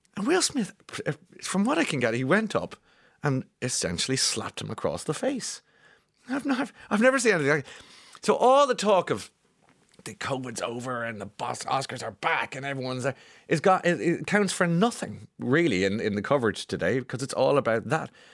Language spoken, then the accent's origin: English; Ireland; us as Irish people